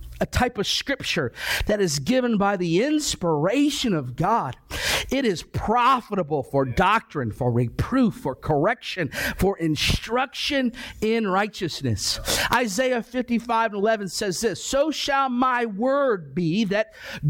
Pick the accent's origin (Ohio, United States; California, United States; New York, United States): Ohio, United States; I grew up in Ohio.